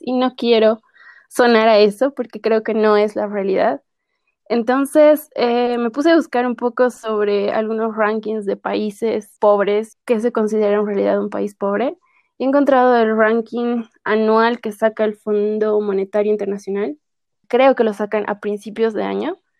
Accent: La Paz, Bolivia; Yo soy de La Paz, que es la sede de gobierno de, mi país

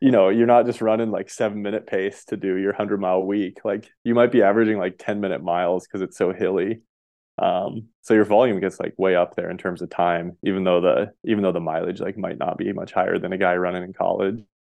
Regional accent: Montana, United States; moved away as an adult; also born or lived in Colorado; I grew up in Montana

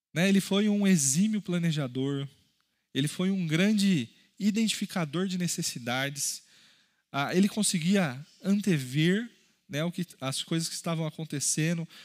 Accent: Brazil; Nós, como brasileiros, por exemplo, temos um país muito rico

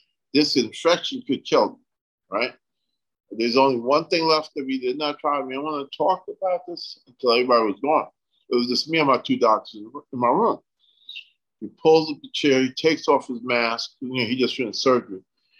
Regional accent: U.S. Virgin Islands; now in United States; I'm from the Caribbean, right? St. Thomas, you know, down by Puerto Rico

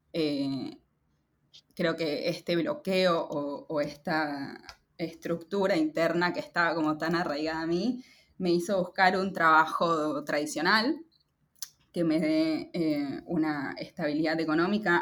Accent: Lima, Peru; moved away as an adult; now in Buenos Aires, Argentina; Lima, que es eh, la ciudad donde nací y crecí, en Lima, eh, en Perú.

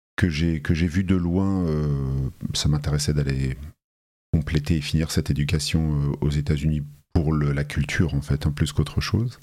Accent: Paris, Île-de-France, France; also born or lived in Talence; je suis né dans le Bordelais, dans une petite ville qui s'appelle Talence, euh, de deux parents bien français, euh, venu à Paris à l'âge de 3 ans. Donc on peut dire que je suis un Parisien, j'ai grandi ah, à Paris

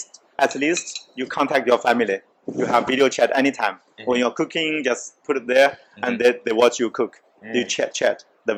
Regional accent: Jiangsu, China; first language Chinese; English is a second language; moved away as an adult; now in Montreal, Canada; I'm from Jiangsu province, next to Shanghai though, but I'm from countryside.

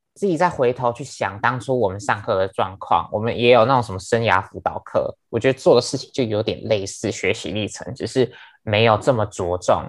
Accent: Penghu County, Taiwan; 我是来自于澎湖

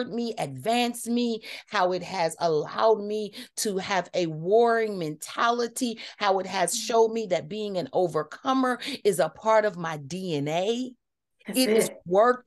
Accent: Kansas City, United States; I'm from Kansas City

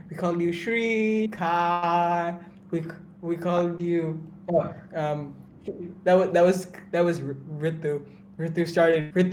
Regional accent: India; Indian food is just food because I'm Indian.

